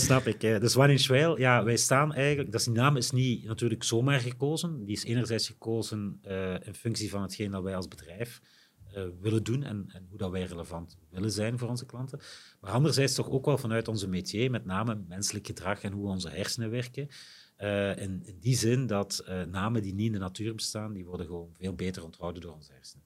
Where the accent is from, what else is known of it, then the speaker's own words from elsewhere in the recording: Limburg, Flanders, Belgium; wij als Limburgers